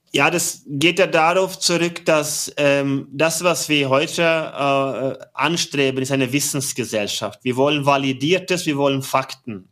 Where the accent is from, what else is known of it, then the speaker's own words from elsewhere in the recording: Norway; German is a second language; moved away as an adult; now in Germany; bin gebürtiger Norweger seit 23 Jahren in Deutschland